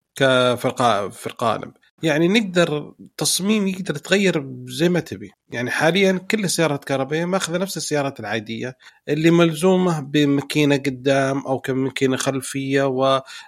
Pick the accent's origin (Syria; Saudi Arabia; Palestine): Saudi Arabia; عندنا في السعودية